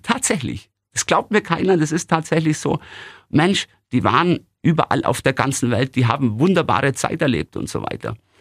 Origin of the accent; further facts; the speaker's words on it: Günzburg, Bavaria, Germany; In meiner Heimatstadt Günzburg